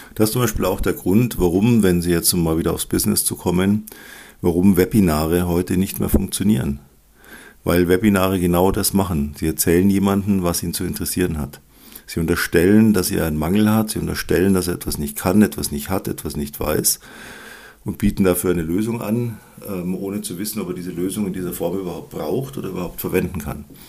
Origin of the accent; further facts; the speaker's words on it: Germany; bei uns in Deutschland